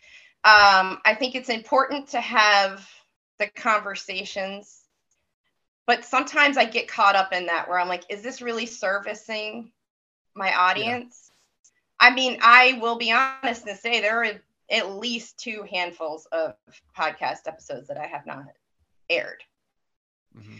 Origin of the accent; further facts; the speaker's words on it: Maine, United States; I'm from Maine.